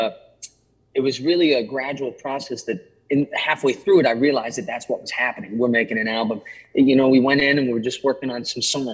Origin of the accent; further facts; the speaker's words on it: Martinsburg, West Virginia, United States; the theater that was in my hometown, it's called the Apollo Theater in Martinsburg